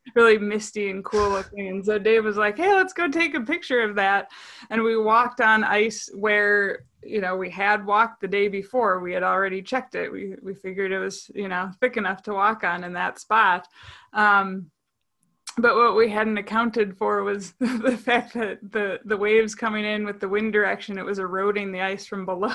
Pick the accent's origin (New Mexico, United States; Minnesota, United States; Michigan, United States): Minnesota, United States; Saint Paul; I grew up in Saint Paul, Minnesota